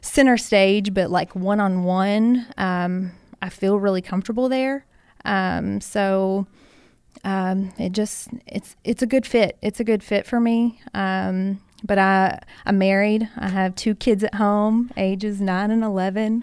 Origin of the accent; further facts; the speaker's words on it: Hancock County, Kentucky, United States; I grew up in Hancock County, so not very far away